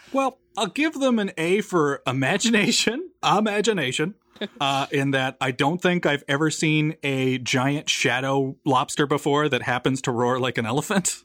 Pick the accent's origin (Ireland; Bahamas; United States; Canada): Canada; Newfoundland and Labrador; I was born and raised in Newfoundland